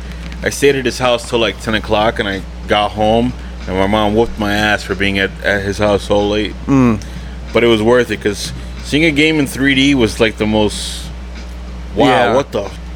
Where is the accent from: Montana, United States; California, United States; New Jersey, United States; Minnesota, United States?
New Jersey, United States; Paterson; I'm from Paterson.